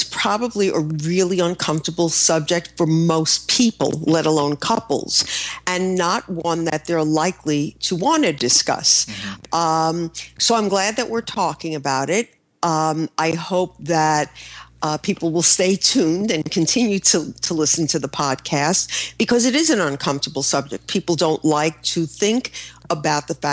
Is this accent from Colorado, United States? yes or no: no; New York, United States; I'm a New Yorker.